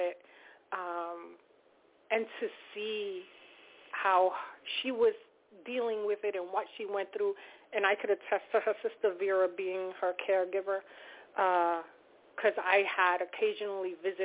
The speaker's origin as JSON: {"language": "English", "town": "Valley Stream", "region": "New York", "country": "United States", "said": "I am from Valley Stream."}